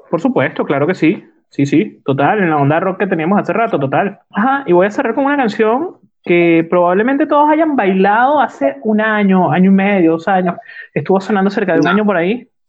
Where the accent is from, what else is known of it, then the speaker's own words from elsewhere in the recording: Venezuela; moved away; estaba de moda cuando yo me vine de Venezuela